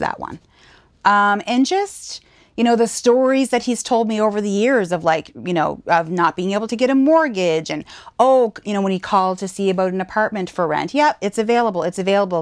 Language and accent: English; Saint John, New Brunswick, Canada; moved away as an adult; also born or lived in Fredericton, New Brunswick / Alberta; now in Nova Scotia, Canada; born and raised in St. John, New Brunswick, just a province over.